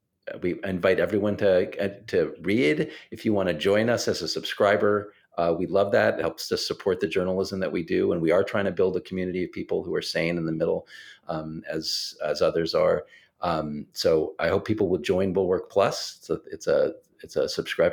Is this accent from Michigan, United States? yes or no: no; La Porte, Texas, United States; now in Maryland, United States; I grew up in La Porte, Texas, a town east of Houston, right? And it's a more conservative environment than the one I live in now in Maryland.